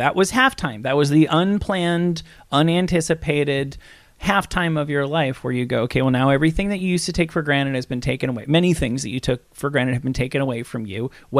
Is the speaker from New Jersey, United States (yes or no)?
yes; Hackensack, New Jersey, United States; I was born in Claremont Hospital in Hackensack, New Jersey.